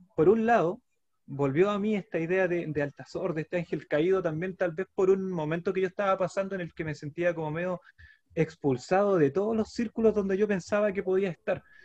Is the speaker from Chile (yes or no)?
yes; Santiago, Santiago Metropolitan Region, Chile; now in San Antonio, Chile; nací, en, San Miguel, en La Victoria, la población de La Victoria